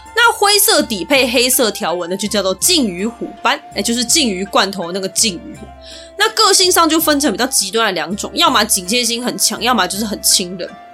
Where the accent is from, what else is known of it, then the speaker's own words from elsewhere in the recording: Taiwan; 所以我就尽量挑我们台湾人常去的那些地方